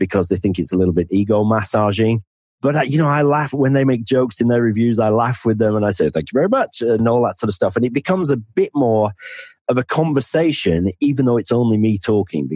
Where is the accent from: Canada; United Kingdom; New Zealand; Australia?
United Kingdom; the north of England; accent: northern; now in Penzance, United Kingdom; my accent is you're normally sort of the thick person from the north